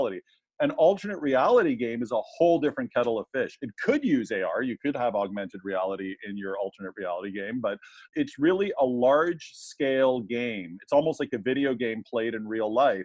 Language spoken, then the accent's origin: English; Canada; accent: Canadian; also born or lived in Toronto, Ontario; my Canadian accent